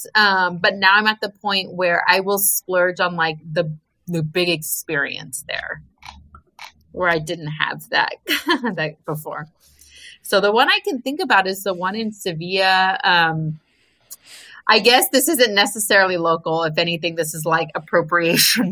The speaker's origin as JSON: {"language": "English", "country": "United States", "said": "we're American"}